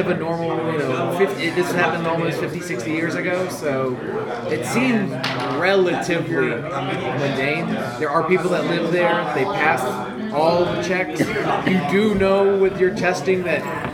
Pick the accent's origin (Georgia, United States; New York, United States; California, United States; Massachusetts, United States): Georgia, United States; Savannah; I'm actually from Savannah